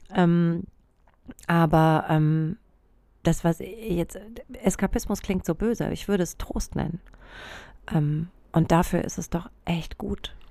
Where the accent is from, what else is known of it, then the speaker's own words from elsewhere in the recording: Germany; ich bin in so einem kleinen Dorf aufgewachsen im Spessart.